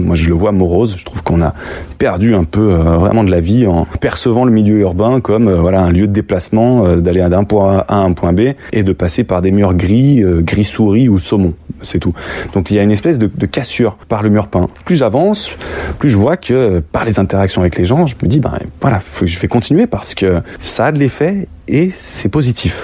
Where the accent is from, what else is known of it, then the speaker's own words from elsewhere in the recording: Lyon, Auvergne-Rhône-Alpes, France; je suis né à Lyon